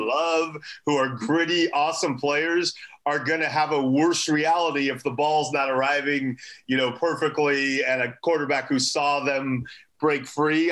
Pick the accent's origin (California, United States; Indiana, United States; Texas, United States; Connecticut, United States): California, United States; Los Angeles; I, am from a very nice part of Los Angeles, and you know, I, I didn't have a tough upbringing